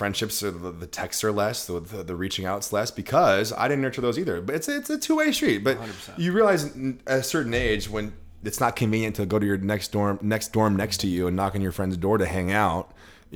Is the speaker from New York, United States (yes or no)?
no; Southern California, United States; I'm from California, granted, Southern California, grew up a Lakers fan